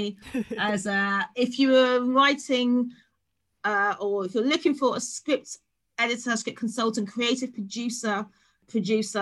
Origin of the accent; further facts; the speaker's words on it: London, United Kingdom; born and bred in London, born and bred in South London, now live in Northeast London